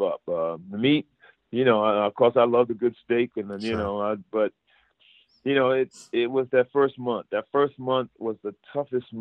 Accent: Providence, Rhode Island, United States; now in Los Angeles, United States; I grew up, born and raised in Providence, Rhode Island

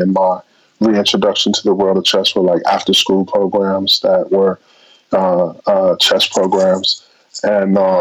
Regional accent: Milwaukee, Wisconsin, United States; in my hometown in Milwaukee

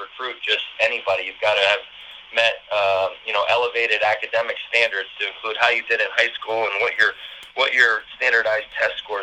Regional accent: Philadelphia, Pennsylvania, United States; moved away as an adult; now in Central New York, United States; I come from Philadelphia area

